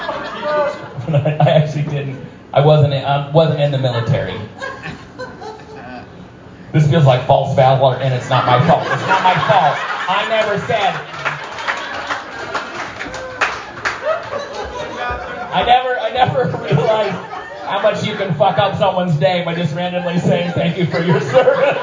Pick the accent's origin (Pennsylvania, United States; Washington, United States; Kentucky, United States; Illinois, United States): Washington, United States; Seattle; Seattle area